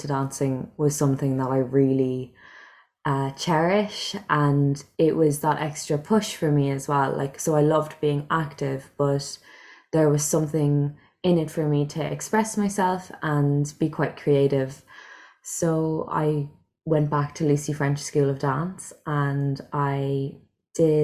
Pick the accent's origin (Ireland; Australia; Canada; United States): Ireland; Cork, Munster; moved away as an adult; also born or lived in Bedford, England; I'm from Cork